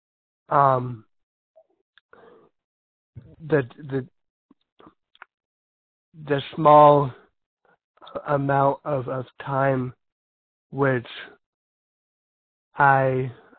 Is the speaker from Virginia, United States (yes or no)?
no; California, United States; I come from California